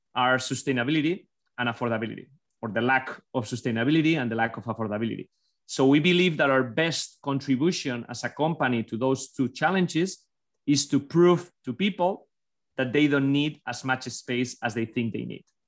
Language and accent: English; Basque Country, Spain; born or raised there; English is a second language; now in United States